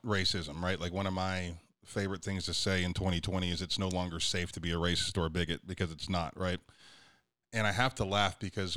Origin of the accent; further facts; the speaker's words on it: Youngstown, Ohio, United States; now in Oklahoma City, United States; I'm from Youngstown